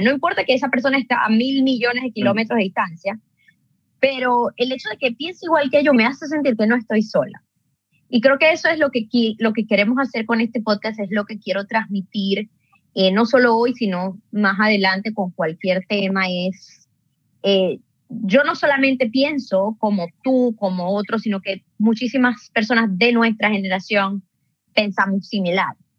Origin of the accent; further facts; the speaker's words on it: Venezuela; moved away as an adult; now in Canada; soy una venezolana viviendo en Canadá desde hace seis años